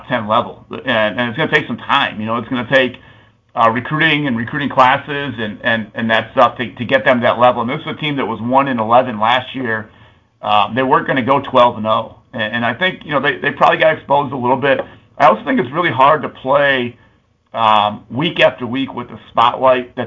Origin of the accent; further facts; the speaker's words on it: Chicago, Illinois, United States; I was raised Irish Catholic in the Chicagoland area